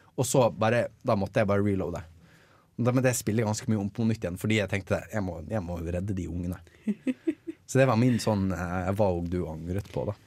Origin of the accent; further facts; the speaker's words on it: Bergen, Vestland, Norway; Jeg er fra Bergen